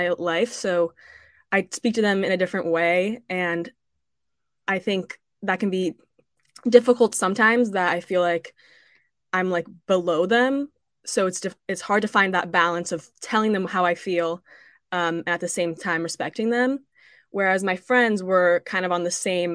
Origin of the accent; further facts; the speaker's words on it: Burlingame, California, United States; I'm from Burlingame, California